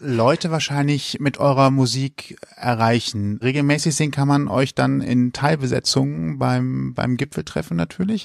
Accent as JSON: {"language": "German", "town": "Leverkusen", "region": "North Rhine-Westphalia", "country": "Germany", "said": "Ich komme aus Opladen."}